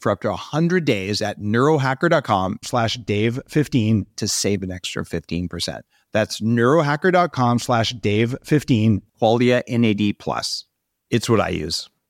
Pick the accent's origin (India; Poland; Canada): Canada; as you know, being a Canadian uh, citizen, everything here has a label in French and a label in English